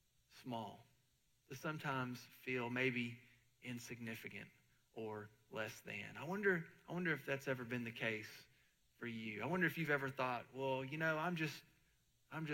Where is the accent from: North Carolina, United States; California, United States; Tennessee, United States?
Tennessee, United States; Murfreesboro; moved away; when I moved away from Murfreesboro and I started to live in other places and visit some big cities